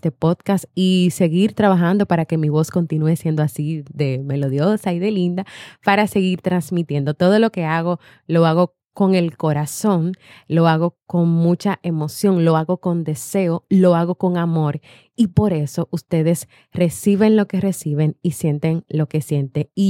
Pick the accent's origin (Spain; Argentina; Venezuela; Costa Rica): Venezuela; now in United States; soy de Venezuela, vivo en Estados Unidos.